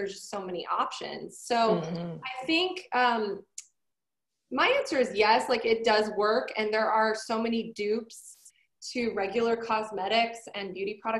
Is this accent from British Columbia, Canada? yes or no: no; Toronto, Ontario, Canada; moved away; also born or lived in Montreal; I'm Canadian, lived it, like born in Toronto, raised, like kind of raised Toronto, Montreal, so I had to learn French.